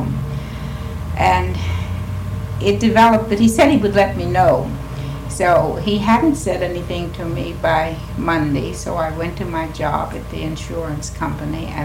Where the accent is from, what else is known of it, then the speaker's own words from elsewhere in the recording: Washington, District of Columbia, United States; I was born in the District of Columbia, attended elementary school, high school, and went to the minor normal school at that time, and then went on to Howard University